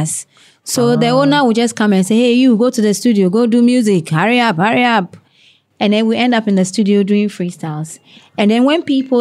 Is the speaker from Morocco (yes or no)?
no; Accra, Greater Accra, Ghana; I've always lived in Jamestown. I didn't know any other life apart from Jamestown life